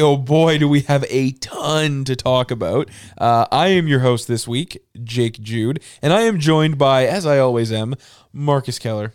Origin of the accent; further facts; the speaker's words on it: Greater Vancouver, British Columbia, Canada; I was born and raised in, in Greater Vancouver